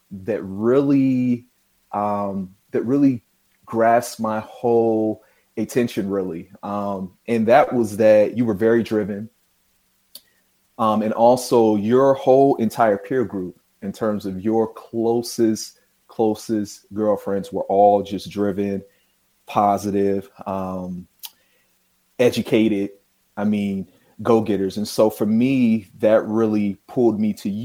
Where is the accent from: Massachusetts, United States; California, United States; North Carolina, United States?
North Carolina, United States; Charlotte; originally I'm from Charlotte, North Carolina